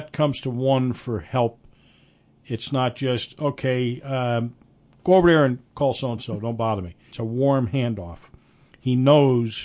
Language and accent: English; Orange County, New York, United States; I'm from Orange County